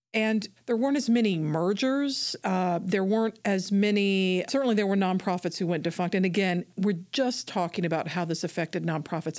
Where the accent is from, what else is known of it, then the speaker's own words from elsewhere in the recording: Atlanta, Georgia, United States; I'm from Atlanta